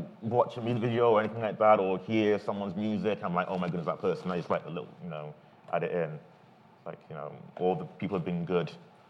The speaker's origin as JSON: {"language": "English", "country": "United Kingdom", "said": "being British and black and over there in America"}